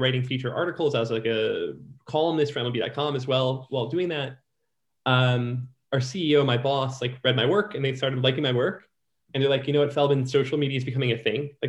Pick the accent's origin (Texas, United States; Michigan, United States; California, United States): Michigan, United States; Detroit; also born or lived in New York; now in Los Angeles, United States; I'm from Detroit